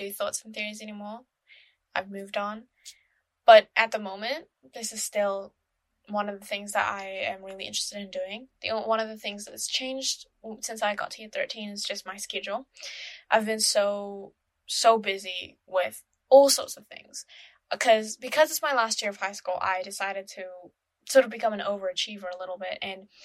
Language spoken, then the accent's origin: English; Malaysia; now in New Zealand; my home country, Malaysia